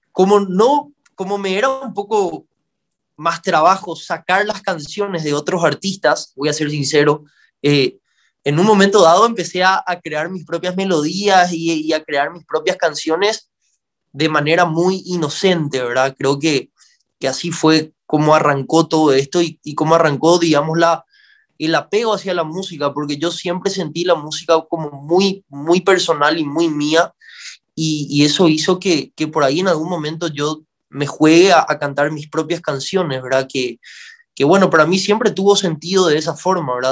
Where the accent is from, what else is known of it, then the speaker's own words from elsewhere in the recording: Paraguay; aquí en Paraguay